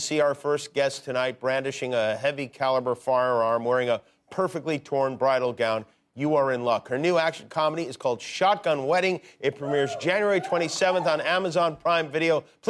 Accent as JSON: {"language": "English", "town": "Las Vegas", "region": "Nevada", "country": "United States", "tie": "born or raised there", "said": "I'm from Las Vegas. I didn't get married there, but I grew up in Vegas."}